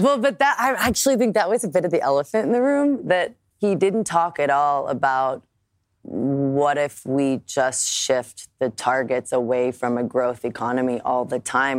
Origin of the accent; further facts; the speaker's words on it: United States; I'm an American